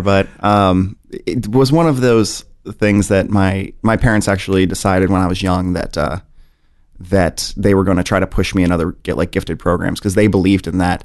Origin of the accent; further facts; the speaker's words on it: St. Louis, Missouri, United States; also born or lived in Kansas City; I spent most of my life in Saint Louis